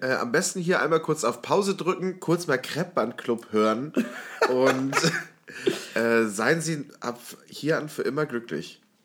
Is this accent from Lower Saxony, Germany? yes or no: no; Warburg, North Rhine-Westphalia, Germany; moved away; aus meiner Heimatstadt, beziehungsweise Semi-Heimatstadt, ich bin dort aufs Gymnasium gegangen in der Stadt Warburg